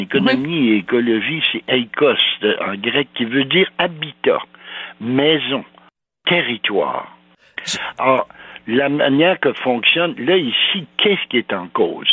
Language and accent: French; Val-d'Or, Quebec, Canada; Je suis né à Val d'Or, moi, en 39, et puis euh, mon père est venu s'installer là parce que c'était le Klondike